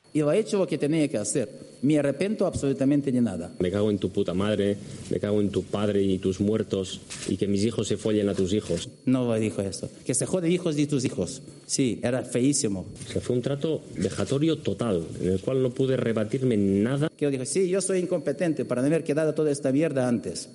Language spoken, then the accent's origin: Spanish; Logroño, La Rioja, Spain; en mi tierra, en Logroño